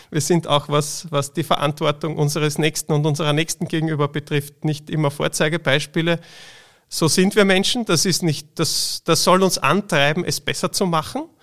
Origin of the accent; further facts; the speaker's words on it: Austria; Bei uns in Österreich, aber global betrachtet in vielen Regionen noch viel schlimmer.